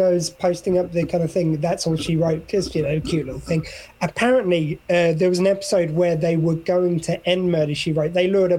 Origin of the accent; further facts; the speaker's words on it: Wales, United Kingdom; That's on SW20 Radio, the new sound of South Wales, which obviously I'm very Welsh, as you can hear.